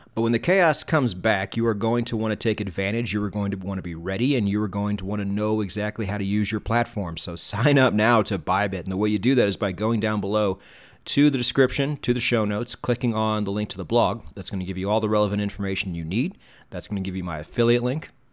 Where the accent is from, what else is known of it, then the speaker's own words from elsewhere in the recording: United States; I'm an American and we pronounce things wrong